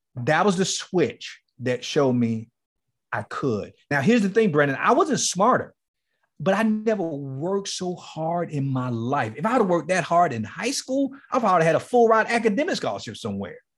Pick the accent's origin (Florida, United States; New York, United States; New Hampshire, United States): Florida, United States; Miami; moved away as an adult; Liberty City, the place where I grew up in Miami, It's called Liberty City.